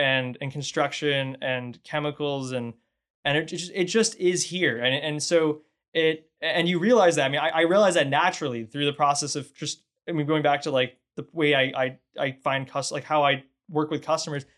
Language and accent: English; Northeast, United States; moved away as an adult; now in Houston, United States; I grew up in the Northeast, so I, I'm not from Texas or Houston